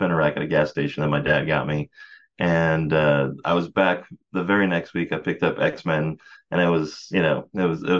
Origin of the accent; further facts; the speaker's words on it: San Antonio, Texas, United States; I grew up in San Antonio, Texas